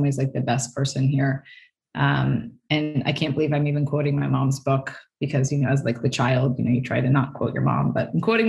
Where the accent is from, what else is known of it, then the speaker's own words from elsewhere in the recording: Stanford, California, United States; I grew up on Stanford campus